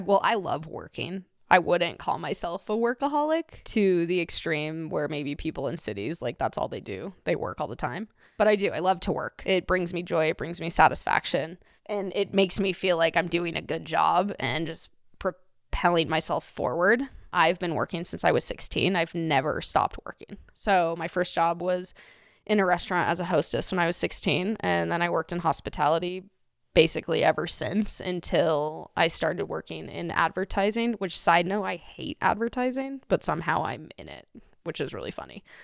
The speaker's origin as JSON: {"language": "English", "town": "Golden", "region": "Colorado", "country": "United States", "tie": "born or raised there", "also_born_or_lived": "Thailand", "moved": "as an adult", "said": "I grew up in Golden, Colorado, which is a very white place"}